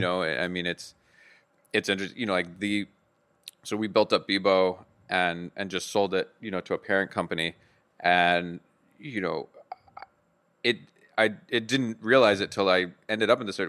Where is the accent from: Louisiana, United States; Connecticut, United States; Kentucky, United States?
Louisiana, United States; Bayou Hermitage; I'm from Podung, Louisiana, about thirty miles outside of New Orleans, um, a little town called Bayou Hermitage